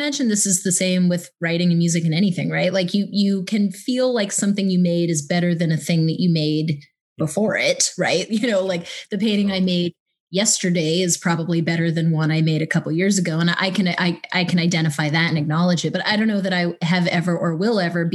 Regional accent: Midwest, United States; I'm from the Midwest

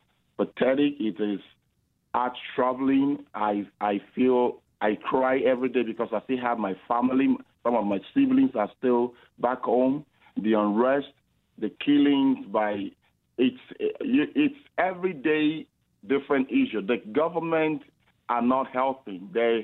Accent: Canada; If truly I'm a Canadian

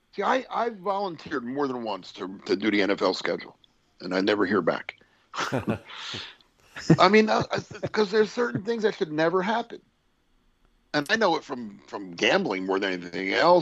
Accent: Philadelphia, Pennsylvania, United States; I'm coming from Philly

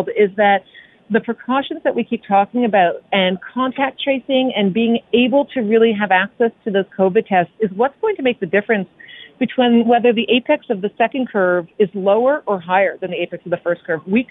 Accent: Canada; we're Canadian.

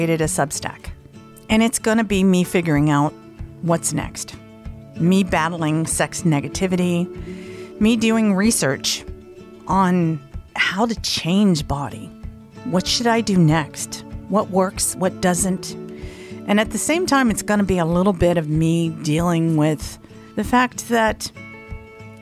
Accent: the South, United States; I'm from the South, so, you know, I'm not super woo. But being from the South, I am a little superstitious

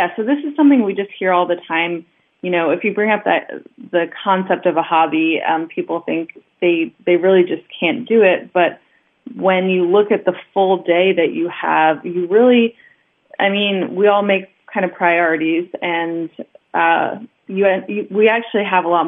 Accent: Long Island, New York, United States; moved away as an adult; now in Budapest, Hungary; I'm originally from Long Island, New York

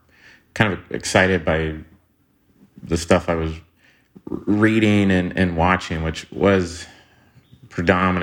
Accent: Tulsa, Oklahoma, United States; I'm from Tulsa, Oklahoma

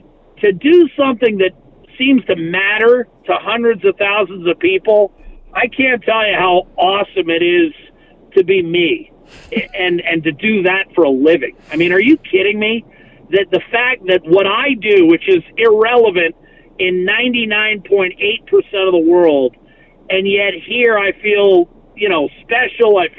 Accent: Western Pennsylvania, United States; now in Edmonton, Canada; I'm a guy from Western Pennsylvania

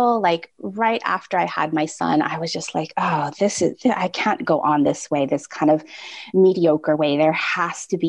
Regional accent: Hawaii, United States; I grew up in Hawaii

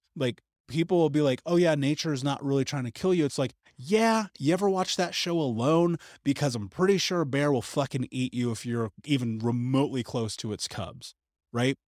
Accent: United States; growing up in America

